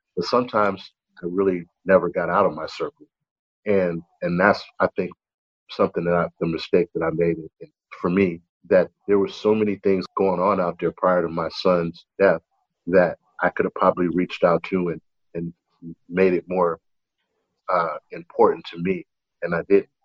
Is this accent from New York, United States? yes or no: yes; New York City, New York, United States; moved away as an adult; growing up in Brooklyn, it's very diverse